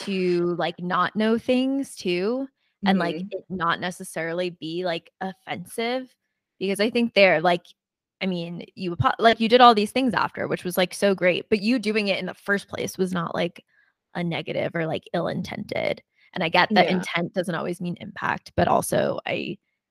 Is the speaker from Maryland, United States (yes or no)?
no; New Jersey, United States; moved away; also born or lived in New York City; I grew up in New Jersey and like, not saying anything bad about South Jersey, but like in a more diverse part of New Jersey